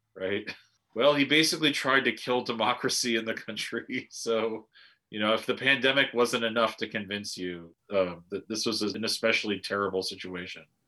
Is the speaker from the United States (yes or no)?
yes; United States; As an American